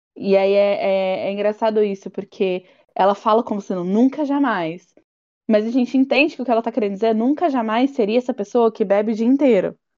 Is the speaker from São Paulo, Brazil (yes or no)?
no; Bahia, Brazil; a baiana aqui